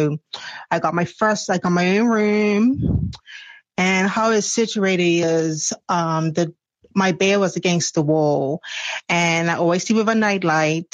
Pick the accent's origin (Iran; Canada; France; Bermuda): Bermuda; I'm from Bermuda.